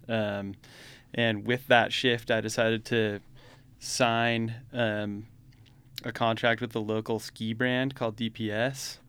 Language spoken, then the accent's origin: English; United States; now in Utah, United States; I grew up in Lake Tahoe